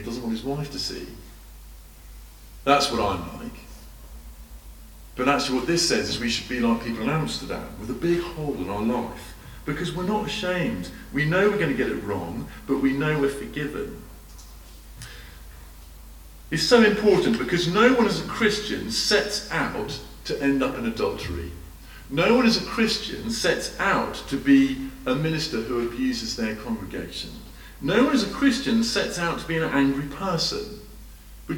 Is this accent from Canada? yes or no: no; United Kingdom; as a Brit